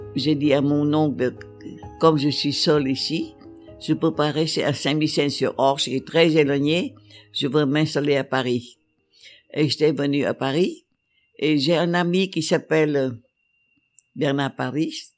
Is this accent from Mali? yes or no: no; Vietnam; je suis vietnamienne